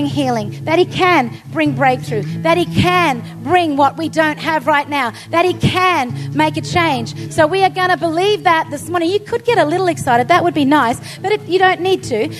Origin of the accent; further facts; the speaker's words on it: Australia; as an Australian